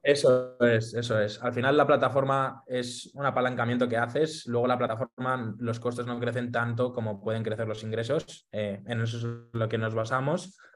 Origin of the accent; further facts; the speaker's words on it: Madrid, Community of Madrid, Spain; Soy de Madrid, eh, nací aquí en, España